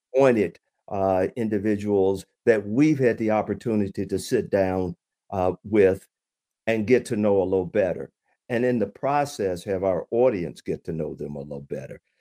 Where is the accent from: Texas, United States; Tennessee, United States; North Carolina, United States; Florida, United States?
Tennessee, United States; Chattanooga; moved away as an adult; now in Michigan, United States; I'm originally from Chattanooga, Tennessee.